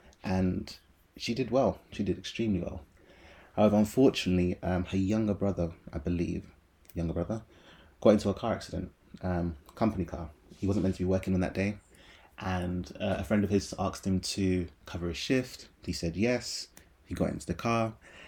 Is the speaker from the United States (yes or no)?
no; Aylesbury, South East England, United Kingdom; born there; So I was born in Aylesbury, Buckinghamshire